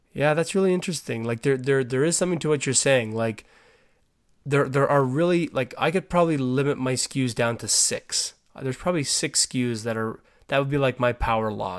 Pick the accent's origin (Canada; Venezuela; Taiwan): Canada; I'm Canadian